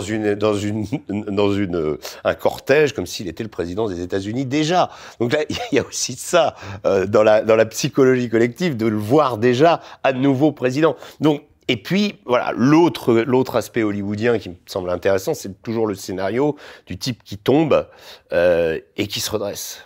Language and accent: French; France; en tant que Français